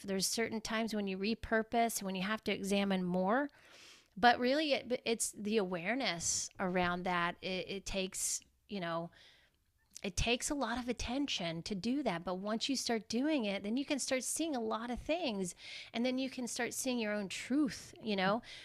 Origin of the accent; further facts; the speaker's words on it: Georgia, United States; I grew up in Georgia